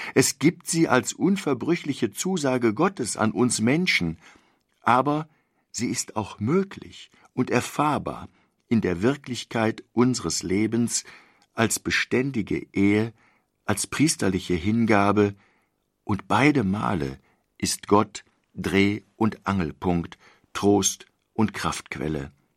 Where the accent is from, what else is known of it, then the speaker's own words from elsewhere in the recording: Germany; wir als Deutsche leben